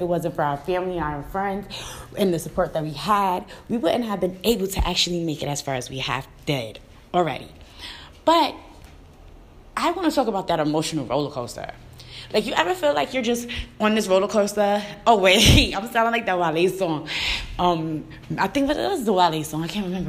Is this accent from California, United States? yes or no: no; New York City, New York, United States; moved away; I'm from the city, you know, and when I say city, I'm from Brooklyn.